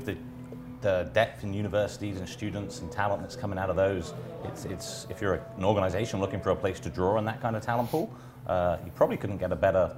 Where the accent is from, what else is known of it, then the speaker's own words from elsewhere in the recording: England, United Kingdom; moved away as an adult; now in Halifax, Canada; I come from away from England originally, as I mentioned, and one of the things that I've seen in Halifax, in Nova Scotia, in the 10 years that I've been here